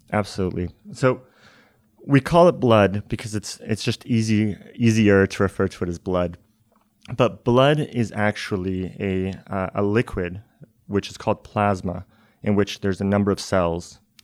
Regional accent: Canada; now in Cambridge, United States; I'm originally Canadian

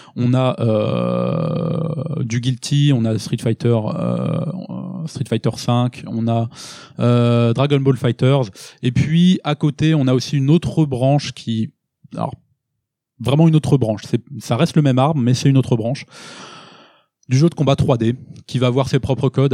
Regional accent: France; nous en tant que Français

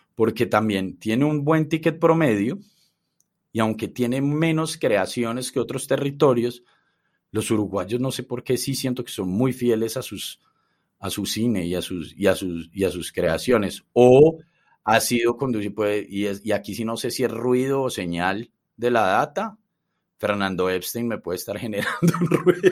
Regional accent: Medellín, Antioquia, Colombia; que nacimos en, en Colombia

